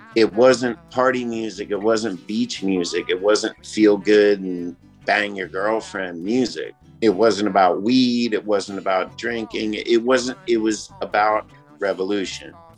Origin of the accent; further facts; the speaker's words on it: Monrovia, Montserrado, Liberia; I grew up in Africa. I grew up in Monrovia, Liberia, in West Africa.